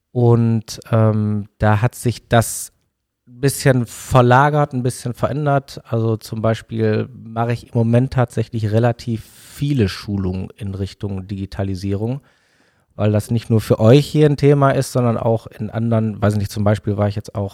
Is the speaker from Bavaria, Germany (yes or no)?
no; Bottrop, North Rhine-Westphalia, Germany; now in Dortmund, Germany; Also genau, also wobei gebürtig aus Bottrop.